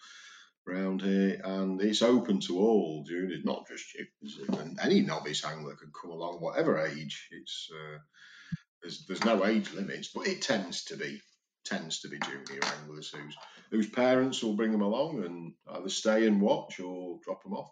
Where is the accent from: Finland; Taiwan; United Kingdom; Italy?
United Kingdom; Chesterfield, East Midlands; when we were growing up in Chesterfield